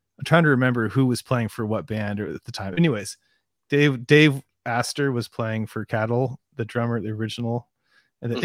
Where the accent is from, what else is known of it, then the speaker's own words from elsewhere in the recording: San Diego, California, United States; I grew up down here in San Diego